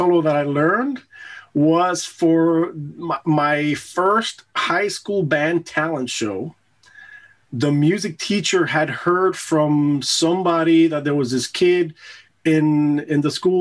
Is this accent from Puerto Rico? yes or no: yes; Puerto Rico; also born or lived in United States; now in Germany; I was born and raised in Puerto Rico